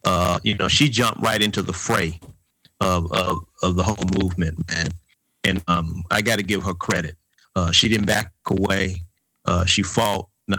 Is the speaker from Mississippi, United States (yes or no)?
no; Atlanta, Georgia, United States; We are coming from the Grove Park community in Atlanta, Georgia. We all went to Grove Park Elementary School. … I lived in South Elizabeth Place.